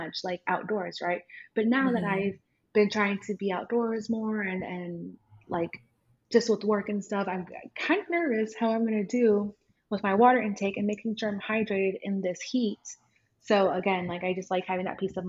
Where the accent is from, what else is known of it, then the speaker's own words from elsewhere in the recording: small town in Texas, United States; my hometown's kind of small